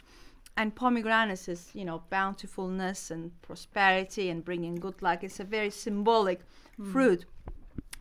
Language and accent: English; Ankara, Turkey; moved away as an adult; also born or lived in Antakya, Turkey; I was born and bred in Turkey. I lived there for 30 years